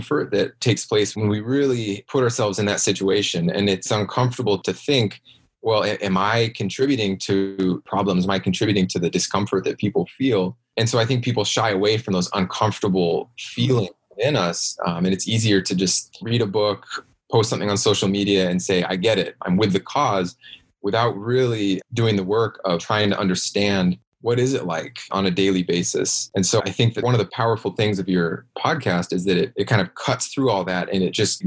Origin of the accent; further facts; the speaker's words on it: Washington, United States; I grew up in a pretty small town in rural Washington State